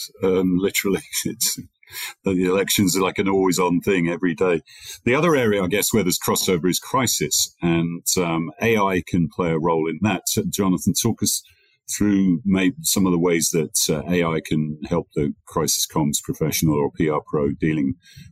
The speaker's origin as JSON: {"language": "English", "region": "England", "country": "United Kingdom", "said": "even as an Englishman."}